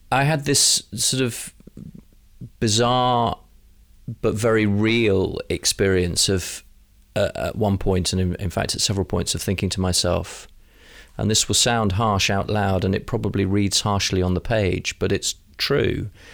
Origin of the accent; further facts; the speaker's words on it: London, United Kingdom; as a Londoner